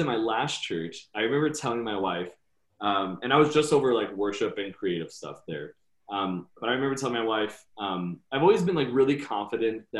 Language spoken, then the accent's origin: English; Kansas City, United States; moved away as an adult; now in Siren, United States; I'm from Kansas City